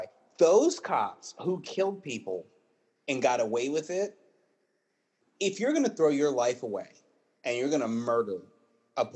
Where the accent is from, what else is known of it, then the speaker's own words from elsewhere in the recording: Virginia, United States; I'm from Virginia